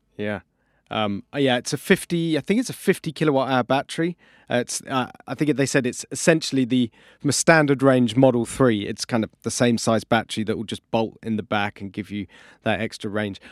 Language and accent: English; United Kingdom; we are British